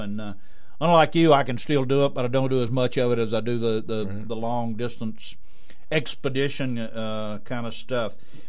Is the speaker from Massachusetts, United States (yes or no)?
no; South Louisiana, United States; moved away; I grew up in South Louisiana